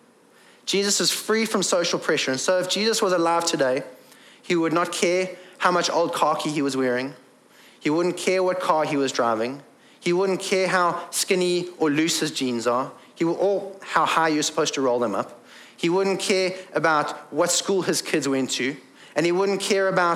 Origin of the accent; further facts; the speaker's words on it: England, United Kingdom; I am English and male